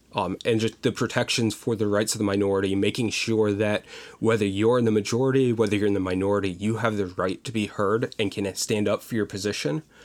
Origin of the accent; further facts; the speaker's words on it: Pottsville, Pennsylvania, United States; moved away as an adult; now in Virginia, United States; I grew up in a small town, or smallish town, of about fifteen thousand people called Pottsville, Pennsylvania.